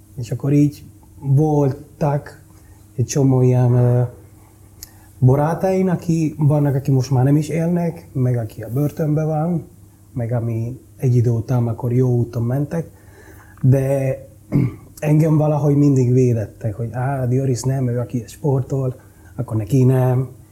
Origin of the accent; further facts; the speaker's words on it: Santo Domingo, Dominican Republic; Hungarian is a second language; moved away as an adult; now in Budapest, Hungary; Úgy nőttem fel, hogy egy gettó